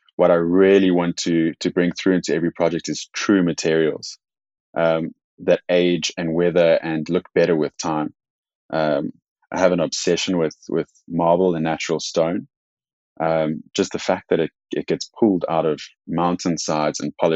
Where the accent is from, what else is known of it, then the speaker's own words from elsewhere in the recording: South Africa; I am South African